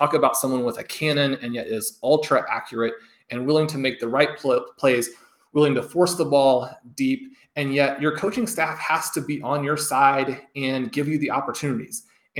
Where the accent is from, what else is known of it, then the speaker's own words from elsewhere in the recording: Kansas City, Missouri, United States; My Kansas City Chiefs, many listeners know that I grew up in Kansas City.